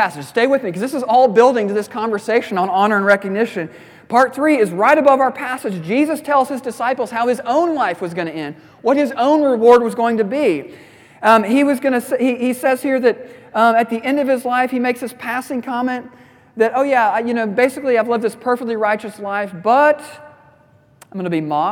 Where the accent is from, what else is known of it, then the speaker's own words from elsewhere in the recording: Midwest, United States; I'm a Midwesterner.